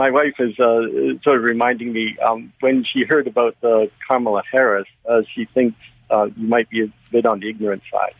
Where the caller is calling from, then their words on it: Milton, Ontario, Canada; I'm calling from Milton.